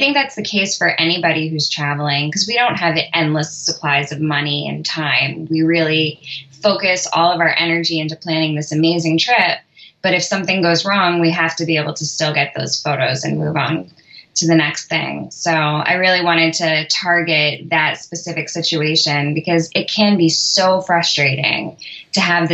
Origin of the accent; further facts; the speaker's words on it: New York, United States; moved away; I'm from New York originally, and the Temple of Dendur in the Met is like one of my favorite childhood haunts